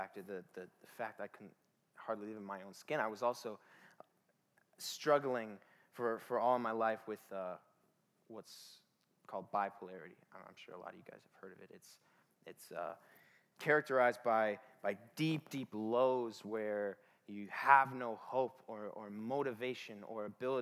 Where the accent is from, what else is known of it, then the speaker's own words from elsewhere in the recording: Detroit, Michigan, United States; I grew up in Detroit, which by association makes me the most dangerous person in the room.